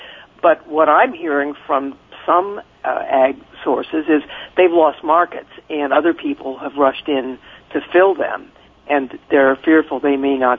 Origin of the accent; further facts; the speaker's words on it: California, United States; I come from Silicon Valley, for technology.